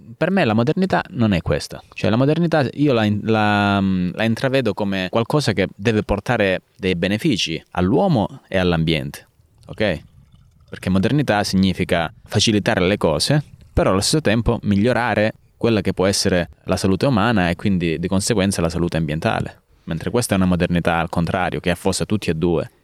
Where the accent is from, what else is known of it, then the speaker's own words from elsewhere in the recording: San Floro, Calabria, Italy; also born or lived in Naples; io sono cresciuto a San Floro, fino all'età di 18 anni, quindi ho fatto le scuole superiori anche qui in Calabria